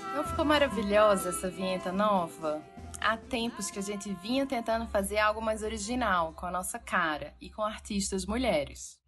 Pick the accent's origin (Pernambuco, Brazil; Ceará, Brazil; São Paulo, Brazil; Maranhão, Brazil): Pernambuco, Brazil; mesmo sendo pernambucana